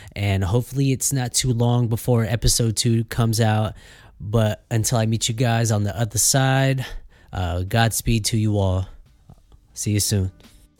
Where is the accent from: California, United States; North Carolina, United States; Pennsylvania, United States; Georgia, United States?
California, United States; Fresno; I was born and raised here in Fresno, California